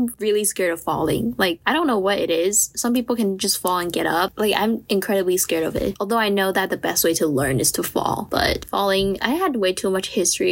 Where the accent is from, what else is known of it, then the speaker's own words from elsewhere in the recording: Taiwan; moved away as an adult; I'm from Taiwan